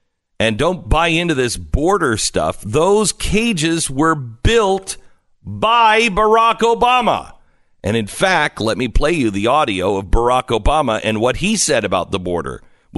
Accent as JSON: {"language": "English", "region": "Texas", "country": "United States", "said": "For instance, I'm from Texas."}